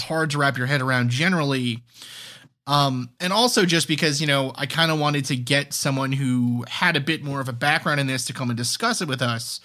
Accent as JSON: {"language": "English", "town": "New York City", "region": "New York", "country": "United States", "tie": "born or raised there", "also_born_or_lived": "New Hampshire", "moved": "as an adult", "said": "grew up where I grew up in New York City, Staten Island"}